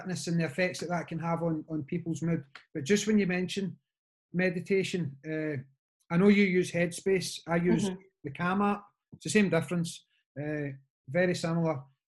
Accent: Scotland, United Kingdom; we're Scottish

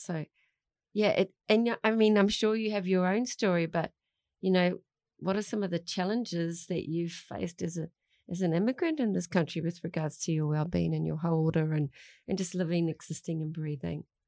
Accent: Melbourne, Victoria, Australia; now in New Zealand; I grew up in Melbourne in, uh, a classroom of, uh, Chinese

